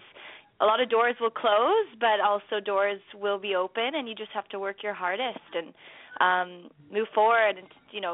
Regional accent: Toronto, Ontario, Canada; I'm from Toronto and us Canadians are, you know, big hockey fans

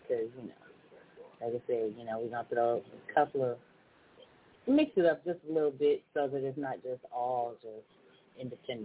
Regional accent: West Side, California, United States; now in Texas, United States; I'm in Texas, but, you know, I'm from the West Side all day long.

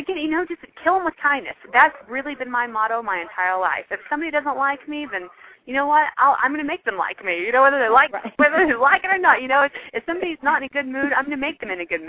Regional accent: Texas, United States; I'm a girl from Texas

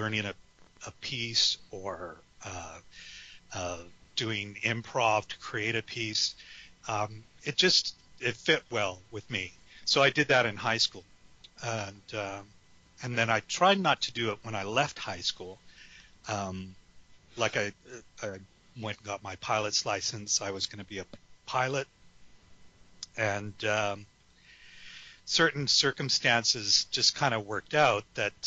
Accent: Vancouver, British Columbia, Canada; moved away as an adult; also born or lived in San Francisco, California, United States / Alameda, California, United States; now in Regina, Canada; I grew up in Vancouver in British Columbia

